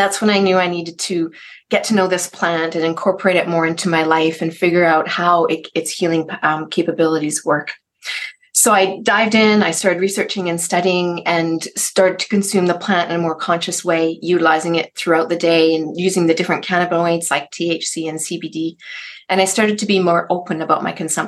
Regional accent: Canada; I'm from Canada

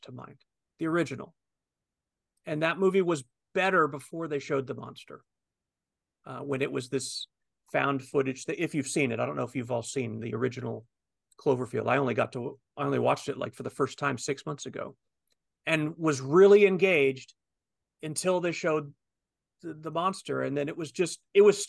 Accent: United States; I'm American.

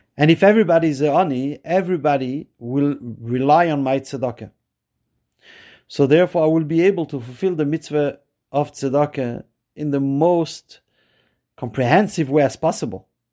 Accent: Montreal, Quebec, Canada; I'm from Montreal

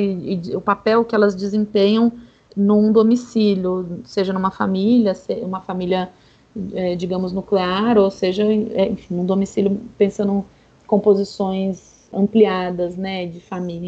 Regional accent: São Paulo, Brazil; Eu sou de São Paulo

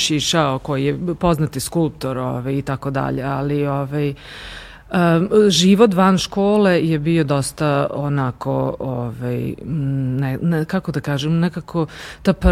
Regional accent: Novi Sad, Vojvodina, Serbia; first language Romanian; Croatian is a second language; moved away as an adult; also born or lived in Zrenjanin / Begejci; now in Oslo, Norway; to je rumunsko, rumunsko selo, moja mama je poreklom, poreklom Rumunka. Uh, Ovaj, i, ali da, u Novom Sadu sam odrasla, išla sam tamo u osnovnu školi, u Karlo, Karlovačkoj

